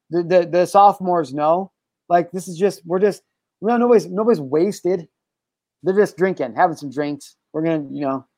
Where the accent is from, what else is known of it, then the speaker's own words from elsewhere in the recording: Midwest, United States; we're from the Midwest